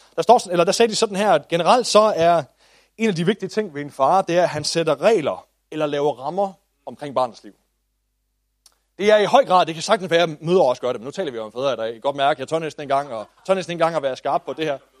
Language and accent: Danish; Denmark